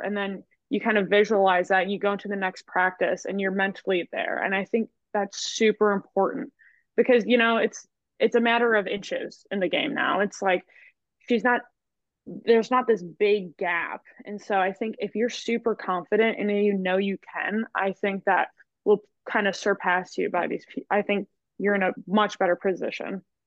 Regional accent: Kimberly, Wisconsin, United States; moved away as an adult; now in Arkansas, United States; I grew up in Wisconsin. I went to Kimberly

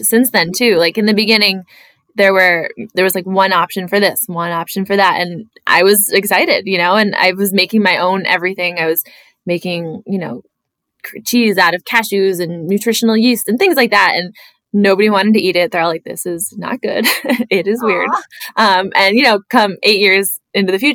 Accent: Pocono Mountains, Pennsylvania, United States; also born or lived in Philadelphia / Maryland; I grew up in the Pocono Mountains, like in a really small town in the wilderness

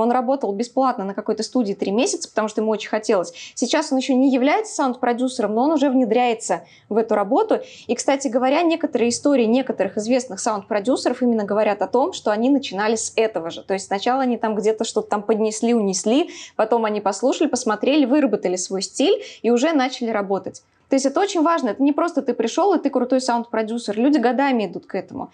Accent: Samara, Samara Oblast, Russia; я из Самары

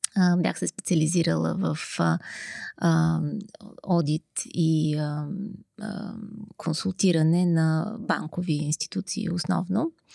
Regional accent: Sofia, Sofia City, Bulgaria; аз съм родена в София, тук съм израснала.

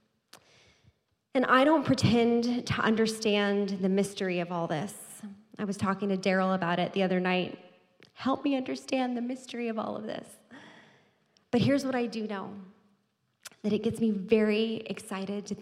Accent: Texas, United States; moved away; I'm from Texas

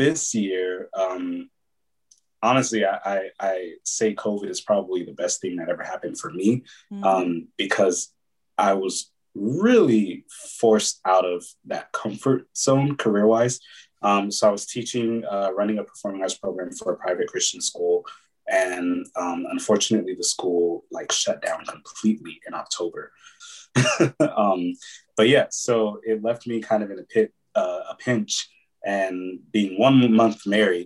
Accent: Pasadena, California, United States; also born or lived in Oakland, California / Atlanta; Born in the Bay Area, lived there up in East Oakland until I was about nine, maybe eight or nine. And then we moved down to Pasadena, where my mom's from

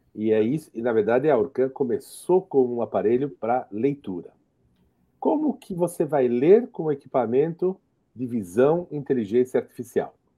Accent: Jerusalem, Jerusalem District, Israel; moved away; eu sou israelense, eu, nasci em Jerusalém

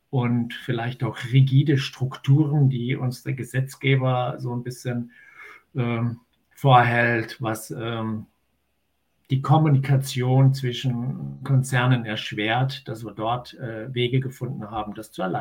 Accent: Tyrol, Austria; now in Germany; Aber da, wo ich natürlich herkomme und wo ich geboren bin, in den Ötztaler Bergen, dort ist Servus natürlich das äh, Begrüßungswort schlechthin.

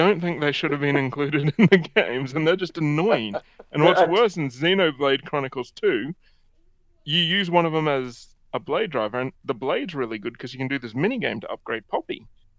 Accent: Australia; I'm Australian

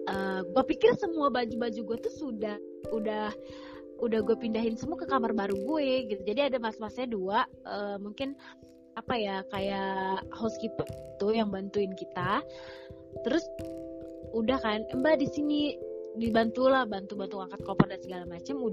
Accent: Lampung, Indonesia; gue dari Lampung kan jauh ya

